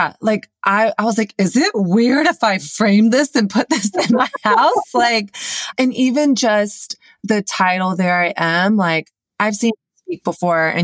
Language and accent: English; the South, United States; I grew up in the South and I didn't grow up in a Christian home